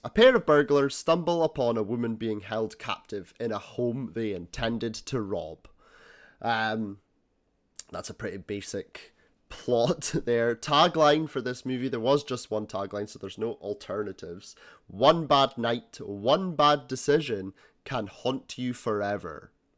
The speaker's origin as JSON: {"language": "English", "region": "Scotland", "country": "United Kingdom", "said": "being Scottish"}